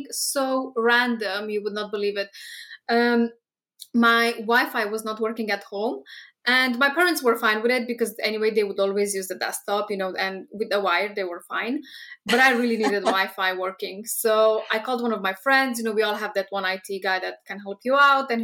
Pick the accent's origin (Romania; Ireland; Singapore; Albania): Romania; moved away as an adult; now in United Kingdom; we are both from Romania, which is Eastern Europe, from the same town. Basically, we've spent 8 years in the same town